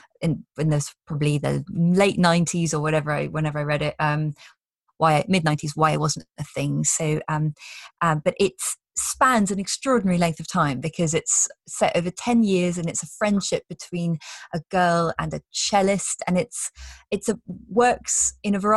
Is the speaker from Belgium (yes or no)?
yes; Brussels, Brussels-Capital Region, Belgium; moved away; I grew up in Belgium, in Brussels.